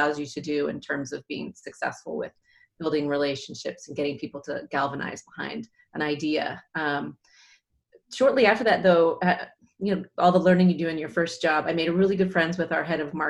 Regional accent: Seattle, Washington, United States; I'm originally from Seattle, Washington, so a local yokel here

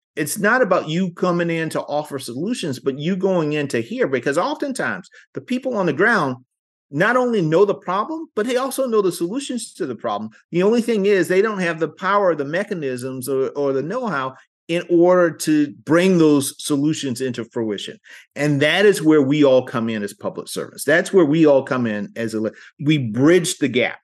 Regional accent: South Carolina, United States; I was born in South Carolina, born to a teen mom

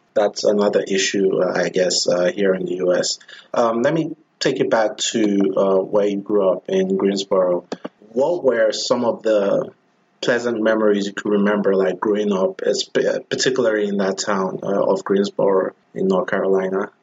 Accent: Nigeria; moved away; I'm from Nigeria, and everyone is pretty much Christian or pretends to be Christian

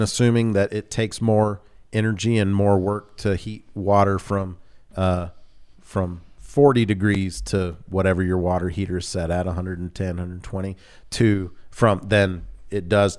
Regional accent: the South, United States; I grew up in the South, and when we moved to, I don't remember if it was Georgia or in Louisiana, but there was a Mayfield Dairy Company.

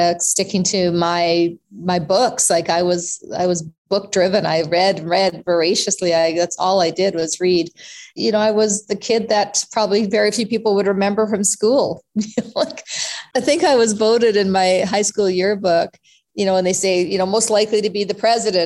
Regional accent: Canada; also born or lived in South Africa; We came to Canada from South Africa when I was not quite 3 years old, Tony, and came here with literally nothing.

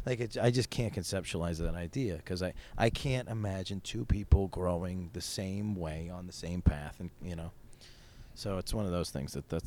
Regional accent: Syracuse, New York, United States; also born or lived in Albany; I grew up in Syracuse, New York.

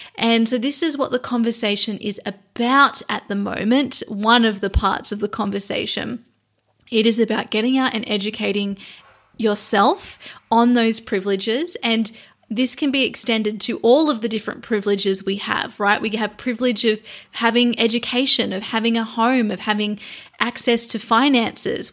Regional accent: Australia; So I am an Australian. I am an Indigenous Australian

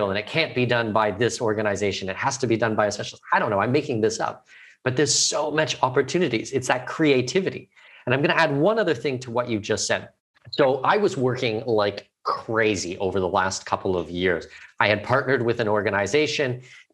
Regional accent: Canada; I'm Canadian, I'm not American

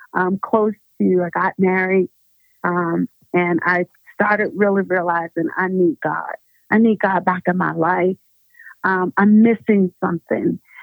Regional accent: Pittsburgh, Pennsylvania, United States; moved away as an adult; now in Denver, United States; I am originally from Pittsburgh, Pennsylvania

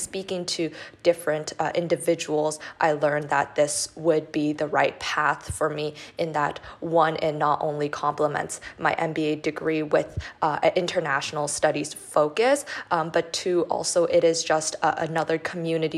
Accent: Toronto, Ontario, Canada; moved away as an adult; also born or lived in Shanghai, China; now in Philadelphia, United States; So I'm originally from Toronto in Canada, and I did most of my schooling there, but actually I spent 3 years of my high school in Shanghai, China

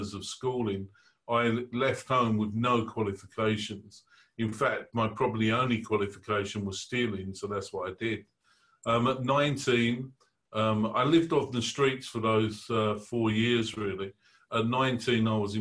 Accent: London, United Kingdom; I was born in the East End of London

